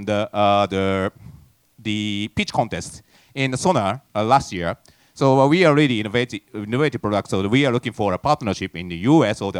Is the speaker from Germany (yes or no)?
no; Japan; I'm from Japan